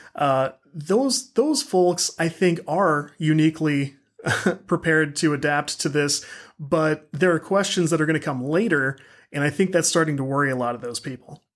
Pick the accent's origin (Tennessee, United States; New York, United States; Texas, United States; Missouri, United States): Missouri, United States; St. Louis; I'm from the Saint Louis area